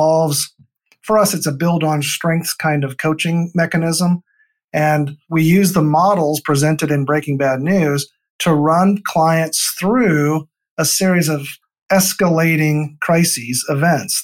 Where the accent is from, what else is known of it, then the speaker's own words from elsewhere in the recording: Northeast Iowa, United States; grew up on a farm in Northeast Iowa